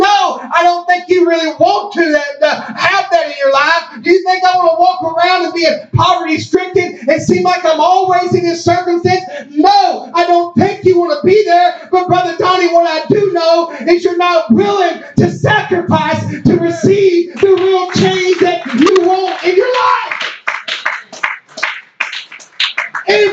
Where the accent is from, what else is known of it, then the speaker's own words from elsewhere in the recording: Hopkins County, Kentucky, United States; I was born in Hopkins County